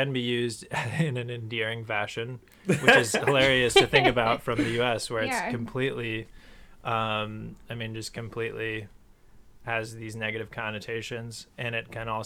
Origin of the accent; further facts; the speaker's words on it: Minnesota, United States; I was from Minnesota